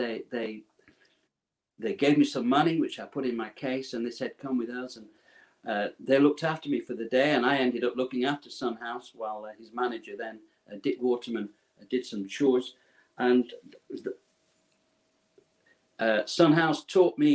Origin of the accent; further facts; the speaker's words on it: Preston, North West England, United Kingdom; I was born and raised in Preston, Lancashire, a cotton mill town.